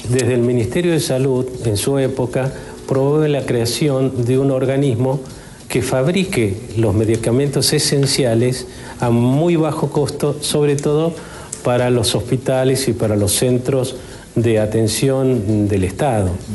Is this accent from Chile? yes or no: no; Argentina; como argentino